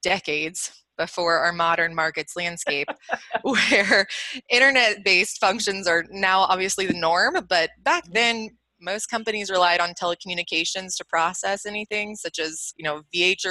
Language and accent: English; Atlanta, Georgia, United States; Born and raised in Atlanta, where our Assuresign headquarters are, right in Buckhead